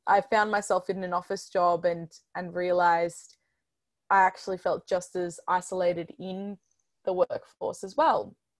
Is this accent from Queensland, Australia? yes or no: no; Melbourne, Victoria, Australia; I'm from Melbourne, Australia